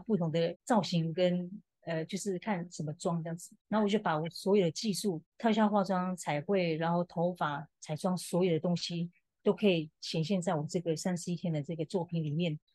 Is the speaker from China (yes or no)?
no; Malipa tribe, Lixing Village, Ren'ai Township, Nantou County, Taiwan; now in New York, United States; 我出生在南投县仁爱乡的立行村马列坝部落，那目前定居在纽约